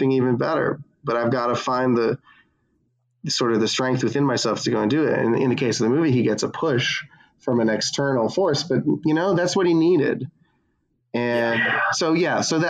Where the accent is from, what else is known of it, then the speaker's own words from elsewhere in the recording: Coral Springs, Florida, United States; moved away; I'm from Coral Springs, Florida. It's a great place to grow up.